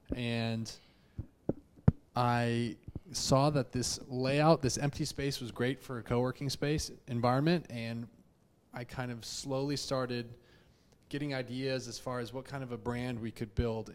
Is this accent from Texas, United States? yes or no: yes; Houston, Texas, United States; also born or lived in Chicago; I am from Houston, born and raised. I actually grew up not too far from the ranch office in uh, Memorial